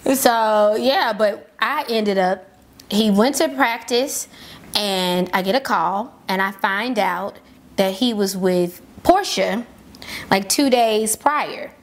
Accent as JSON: {"language": "English", "town": "Memphis", "region": "Tennessee", "country": "United States", "tie": "born or raised there"}